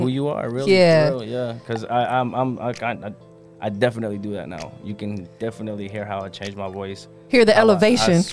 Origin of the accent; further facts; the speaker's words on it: Sanford, North Carolina, United States; also born or lived in California; Actually, I'm from Sanford, um, but I was born in California.